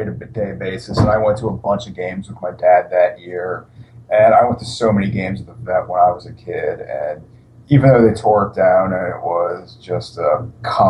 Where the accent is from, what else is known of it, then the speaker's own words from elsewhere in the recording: Central Pennsylvania, United States; I'm born and raised in Central Pennsylvania